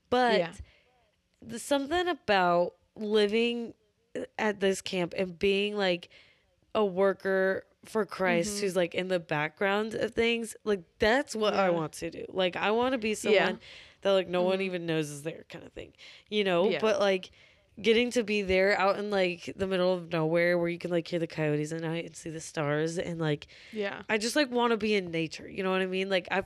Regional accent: Owasso, Oklahoma, United States; Owosso, Oklahoma. So my hometown

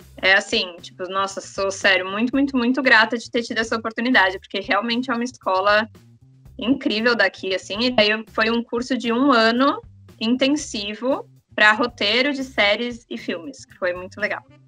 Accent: São Paulo, Brazil; moved away as an adult; now in Vancouver, Canada; eu nasci, cresci, sempre morei em São Paulo, capital

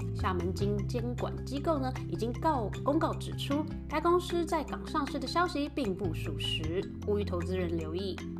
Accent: Taipei, Taiwan; now in United States; 我是台北人

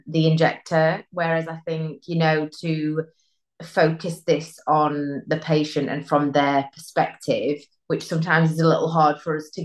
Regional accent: Derbyshire, East Midlands, United Kingdom; I'm from the UK, in England, a place called Derbyshire, like Middle England.

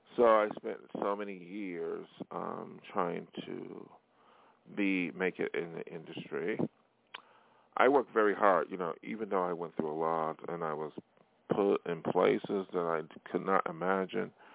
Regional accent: New York, United States; moved away as an adult; now in Hollywood, United States; my hometown in New York State

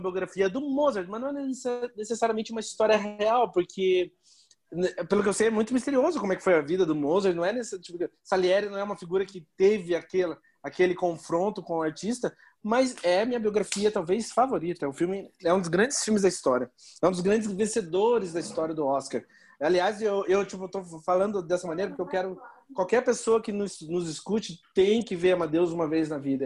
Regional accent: Brazil; eu sou brasileiro

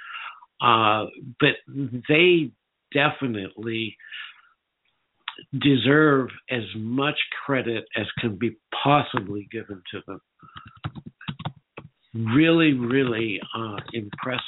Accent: Northern California, United States; I grew up in Northern California

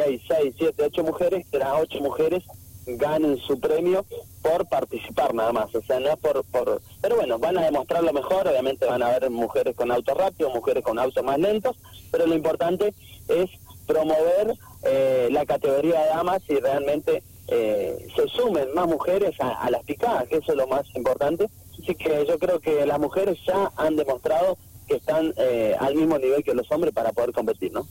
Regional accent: San Rafael, Mendoza, Argentina; es mi ciudad natal

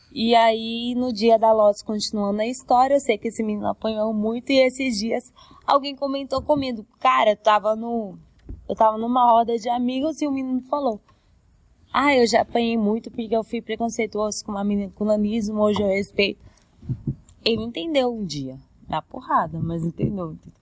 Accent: Cuiabá, Mato Grosso, Brazil; Eu sou cuiabano, mas minha família é de Goiânia, todas

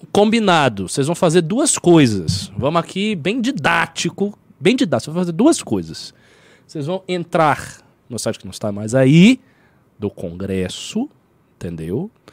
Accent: Brazil; eu sou brasileiro

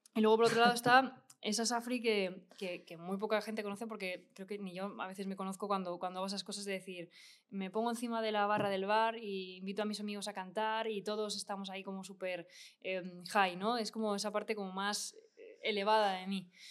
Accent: Spain; yo en España no termino de experimentar, pero porque somos muy fríos, somos muy europeos todavía

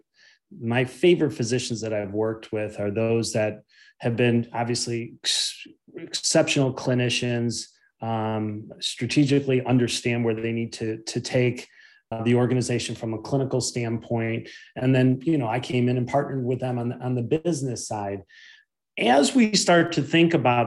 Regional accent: Chicago, Illinois, United States; I'm of course from Chicago, and I always watch the Bulls growing up

